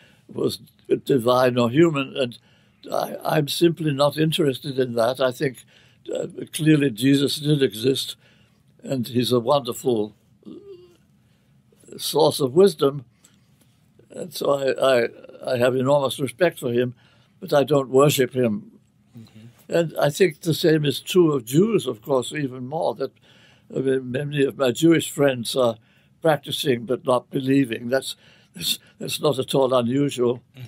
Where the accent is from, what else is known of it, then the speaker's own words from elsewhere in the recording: England, United Kingdom; I was brought up in the Church of England, which is, in England, of course, religion is sort of a question of class